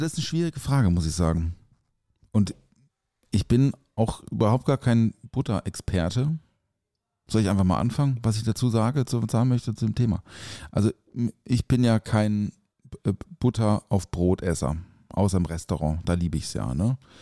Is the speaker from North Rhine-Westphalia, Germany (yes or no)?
no; Black Forest, Baden-Württemberg, Germany; ich komme ja aus dem Schwarzwald